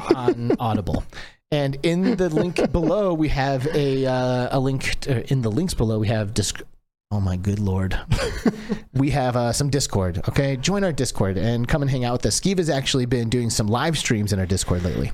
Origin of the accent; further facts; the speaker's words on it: Michigan, United States; I grew up in Michigan. It was Michiganders